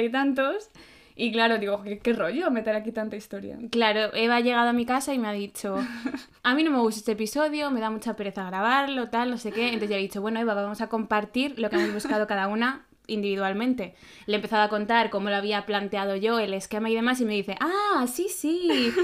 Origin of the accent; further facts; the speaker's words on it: Madrid, Community of Madrid, Spain; como buena madrileña